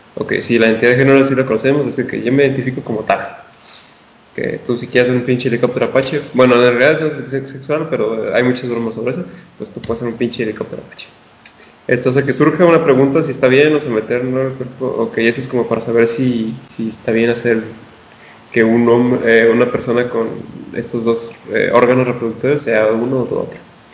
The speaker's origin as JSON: {"language": "Spanish", "region": "northern Mexico", "country": "Mexico", "said": "tú y yo somos norteños"}